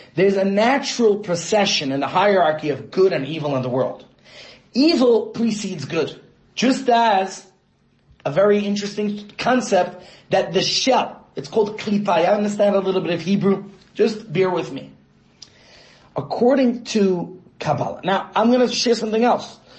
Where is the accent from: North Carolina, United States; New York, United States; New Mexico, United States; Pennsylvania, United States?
New York, United States; my hometown of New York